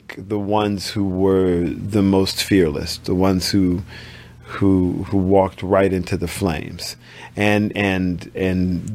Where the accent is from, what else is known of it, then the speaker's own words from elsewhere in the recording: United States; as an American